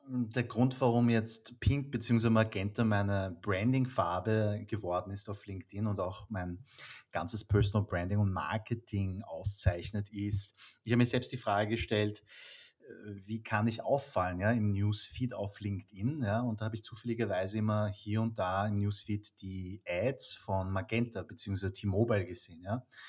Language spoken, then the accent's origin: German; Vienna, Austria; ich bin in Wien geboren und aufgewachsen